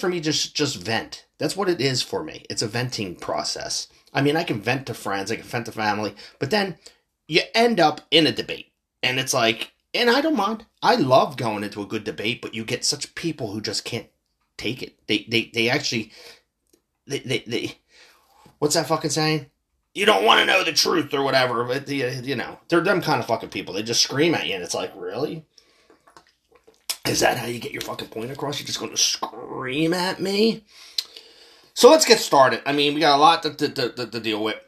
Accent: Philadelphia, Pennsylvania, United States; I'm from Philly

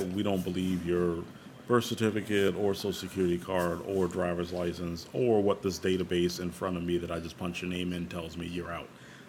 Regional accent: El Paso, Texas, United States; born there; And it's like, I was born in El Paso.

